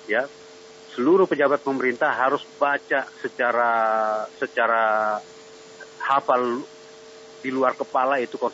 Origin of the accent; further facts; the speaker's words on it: Central Kalimantan, Indonesia; Iya, saya Dayak Ngaju dari Kalimantan Tengah. Baik. Asli putra Kalimantan.